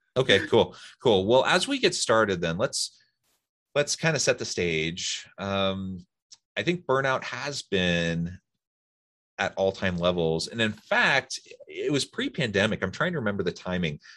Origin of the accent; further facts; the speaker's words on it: Salem, Oregon, United States; now in Utah, United States; I grew up in Sailor Morgan